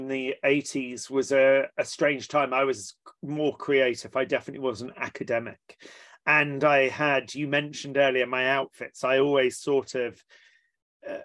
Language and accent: English; Watchet, South West England, United Kingdom; also born or lived in East London; So I was born in East London and then quite quickly moved down to Somerset in the West Country, and that's where I was brought up.